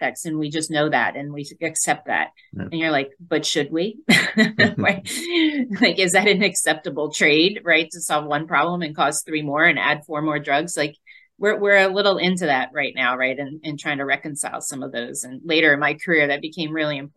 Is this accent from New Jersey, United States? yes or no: yes; Northfield, New Jersey, United States; Jersey girl at heart, born and raised in South Jersey, Northfield, New Jersey